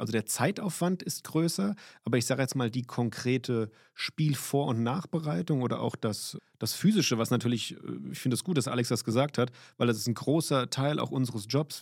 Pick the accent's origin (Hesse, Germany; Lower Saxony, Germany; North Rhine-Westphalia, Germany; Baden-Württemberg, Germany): Hesse, Germany; Limburg; moved away as an adult; also born or lived in Rhineland-Palatinate; bin ich in Limburg.